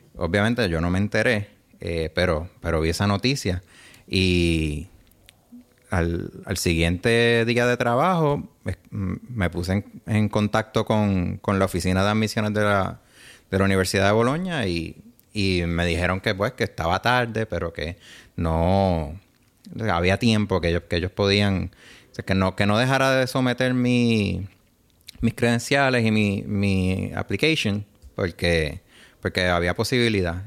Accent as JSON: {"language": "Spanish", "country": "Puerto Rico", "tie": "born or raised there", "also_born_or_lived": "New York, United States / Bologna, Italy", "said": "soy puertorriqueño de herencia italiana"}